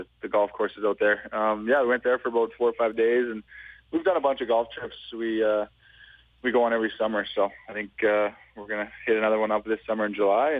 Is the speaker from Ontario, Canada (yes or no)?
no; Yorkton, Saskatchewan, Canada; also born or lived in Edmonton; now in Los Angeles, United States; I did 4 years in my hometown of Yorkton, Saskatchewan, and then I moved it to Saskatoon.